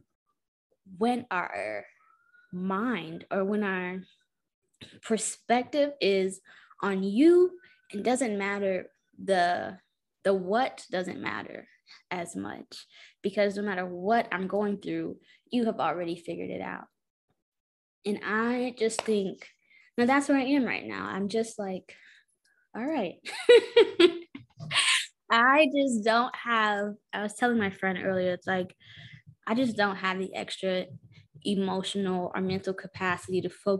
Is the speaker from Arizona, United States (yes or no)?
no; Houston, Texas, United States; I'm from Houston, Texas. I'm from the burbs of Houston, Texas.